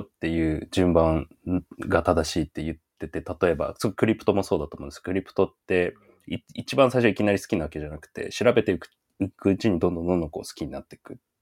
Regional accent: Yamagata, Japan; 地元山形なんですけど

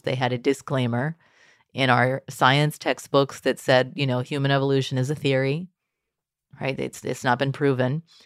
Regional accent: Texas, United States; I grew up in Texas public schools

